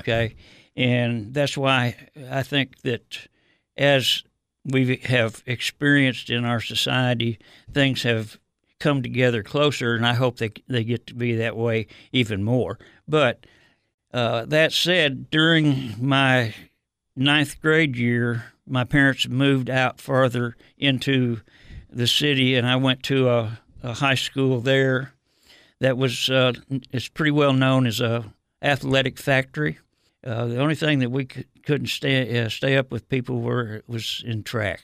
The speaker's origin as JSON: {"language": "English", "town": "Detroit", "region": "Michigan", "country": "United States", "tie": "born or raised there", "moved": "yes", "said": "growing up in Detroit, uh, I, I grew up there in the uh, early '50s and '60s."}